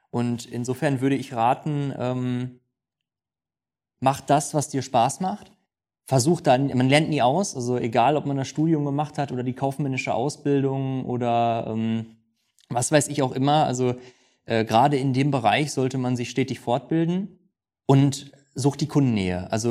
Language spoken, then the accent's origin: German; North Rhine-Westphalia, Germany; wie sagt man bei uns im Ruhrgebiet, äh, Glück auf.